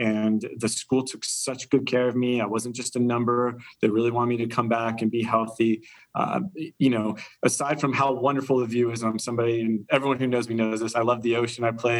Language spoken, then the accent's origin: English; Central Florida, United States; I'm from Florida, Central Florida is where I went to high school